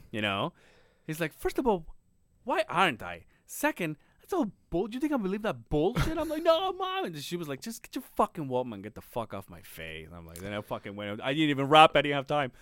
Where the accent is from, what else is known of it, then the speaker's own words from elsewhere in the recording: Mexico; moved away as an adult; now in Utah, United States; I was raised in Mexico